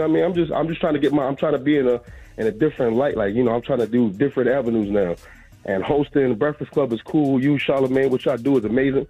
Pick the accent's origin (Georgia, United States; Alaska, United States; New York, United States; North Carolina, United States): New York, United States; Queens; I'm originally from Queens.